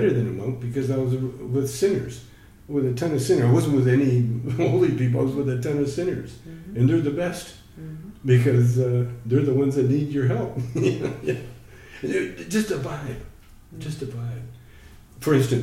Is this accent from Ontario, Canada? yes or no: no; Calgary, Alberta, Canada; I grew up in Calgary